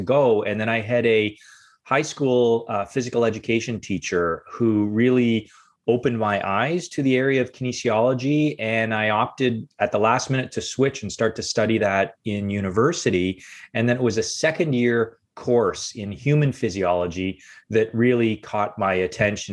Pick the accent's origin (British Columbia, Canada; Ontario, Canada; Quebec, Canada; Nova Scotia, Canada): Ontario, Canada; Windsor; I grew up in Windsor, Ontario, which is the southernmost city in Canada